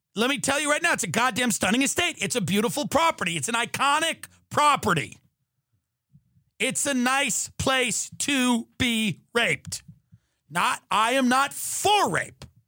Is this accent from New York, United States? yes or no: yes; Long Island, New York, United States; I grew up on Long Island